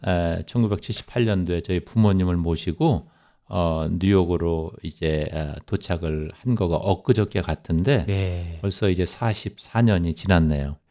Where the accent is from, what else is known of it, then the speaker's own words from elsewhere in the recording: South Korea; now in New York, United States; 제가 한국 사람이라는 것